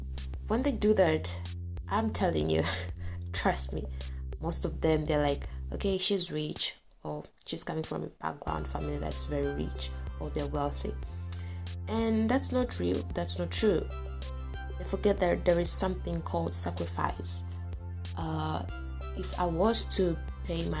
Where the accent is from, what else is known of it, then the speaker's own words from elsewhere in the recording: Tanzania; moved away as an adult; I'm from Tanzania